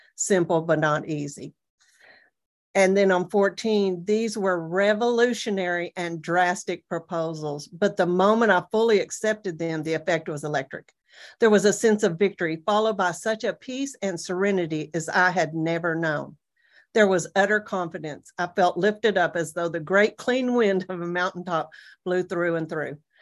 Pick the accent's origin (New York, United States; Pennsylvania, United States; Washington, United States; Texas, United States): Texas, United States; Amarillo; moved away as an adult; I'm from the Panhandle of Texas